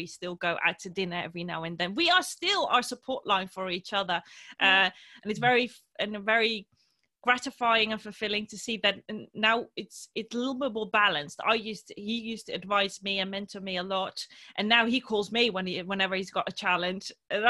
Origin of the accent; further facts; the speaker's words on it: Morocco; born there; they sacrificed leaving their birth country, which is also my birth country because I was born in Morocco